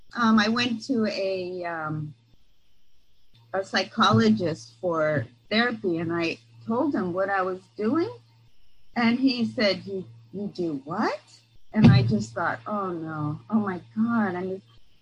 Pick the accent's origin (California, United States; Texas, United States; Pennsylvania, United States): California, United States; San Mateo; I'm from San Mateo, the peninsula